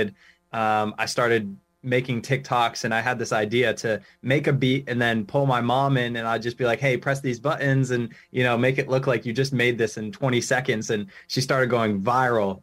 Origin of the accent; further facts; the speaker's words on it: Rhode Island, United States; I'm from Rhode Island, born and raised, and I'm still living here.